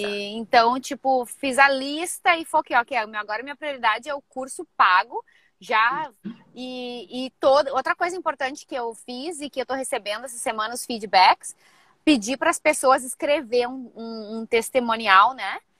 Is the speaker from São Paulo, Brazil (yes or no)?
no; Rio Grande do Sul, Brazil; moved away as an adult; now in San Diego, United States; sou do Rio Grande do Sul, aí no Brasil, mas já faz 12 anos que eu vivo aqui em San Diego